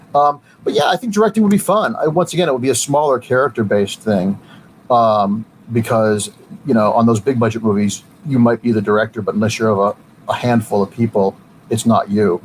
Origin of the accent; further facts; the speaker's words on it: Mentor, Ohio, United States; I grew up in Mentor, Ohio, a suburb of Cleveland